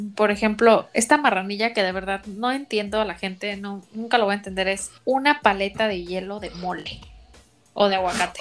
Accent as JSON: {"language": "Spanish", "town": "León", "region": "Guanajuato", "country": "Mexico", "tie": "born or raised there", "moved": "yes", "said": "De mi pueblo"}